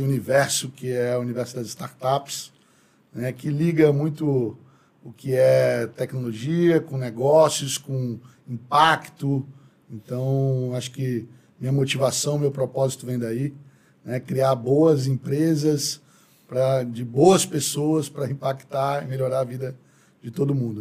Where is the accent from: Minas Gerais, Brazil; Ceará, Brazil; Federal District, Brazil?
Federal District, Brazil; Brasília; also born or lived in São Paulo; eu sou brasiliense, né? nascido, criado aqui